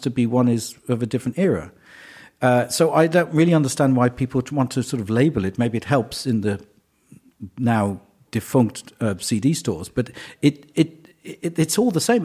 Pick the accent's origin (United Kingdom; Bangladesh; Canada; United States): United Kingdom; England; I'm English